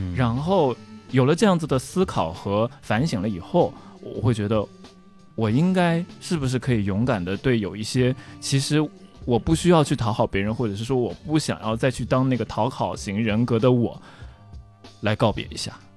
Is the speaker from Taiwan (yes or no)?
no; Tokyo, Japan; first language Chinese; also born or lived in Xi'an; 我长期生活的一个地方